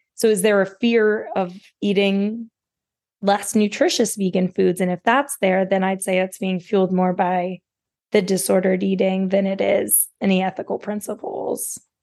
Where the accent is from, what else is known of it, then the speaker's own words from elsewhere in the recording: West Virginia, United States; I grew up in West Virginia, there is no dietitian in my hometown